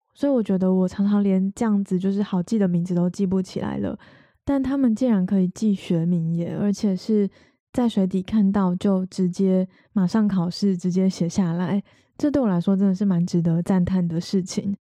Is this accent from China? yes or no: no; Taiwan; 我们是台湾人